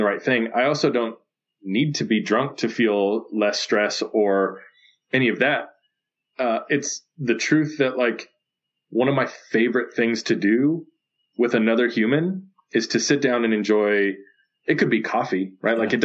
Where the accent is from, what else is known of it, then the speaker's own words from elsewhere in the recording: Phoenix, Arizona, United States; I grew up in West Phoenix